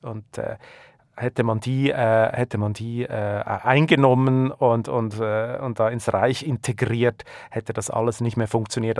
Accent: Switzerland; accent: Swiss German; now in Germany; ich komme nun mal aus der Schweiz

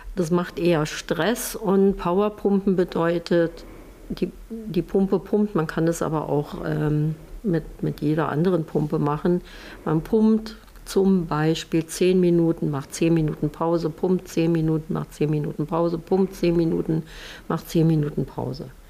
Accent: Germany; bei uns in Deutschland

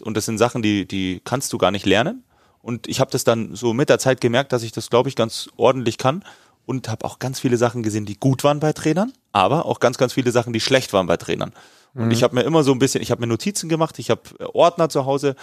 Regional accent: Bavaria, Germany; wie man bei uns in Bayern sagt

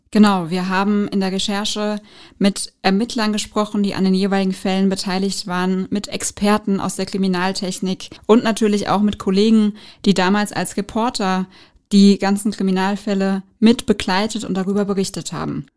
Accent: Frankfurt, Hesse, Germany; Frankfurt ist für mich so, ja, ich bin hier in der Regierung groß geworden

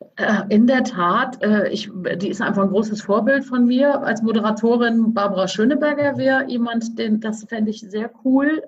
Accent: Cologne, North Rhine-Westphalia, Germany; als Kölnerin

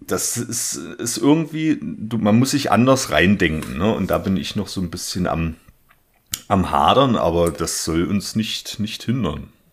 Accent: Germany; now in Leipzig, Germany; auch meine, meine Heimatregion, da komme ich auch her

